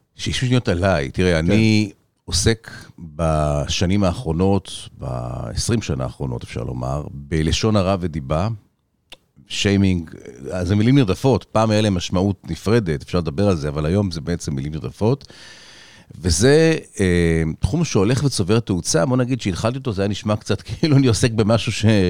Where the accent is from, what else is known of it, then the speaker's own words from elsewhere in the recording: Tel Aviv, Tel Aviv District, Israel; also born or lived in Los Angeles; בתל אביב, רוב שנותיי